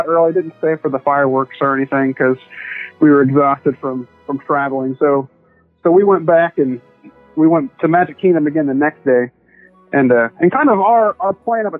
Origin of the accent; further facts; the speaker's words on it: Springfield, Missouri, United States; I grew up in Springfield, Missouri.